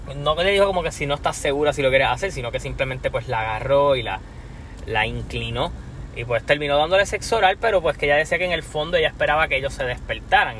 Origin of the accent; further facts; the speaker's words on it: Puerto Rico; soy de Puerto Rico.